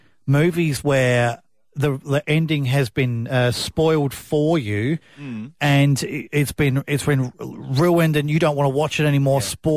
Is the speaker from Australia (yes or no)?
yes; South Australia, Australia; now in Mid-North Coast, Australia; I'm South Australian